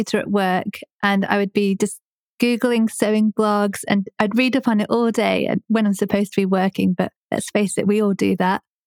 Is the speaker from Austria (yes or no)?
no; Coventry, West Midlands, United Kingdom; I'm 30 and I'm from Coventry. I'm British and my parents are Indian.